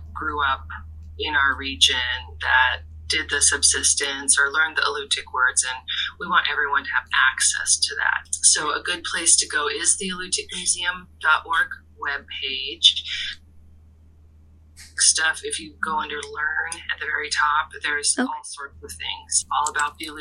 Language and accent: English; Kodiak, Alaska, United States; also born or lived in Larsen Bay, Alaska / Rhode Island (Brown University); I grew up both in Larson Bay and here in Kodiak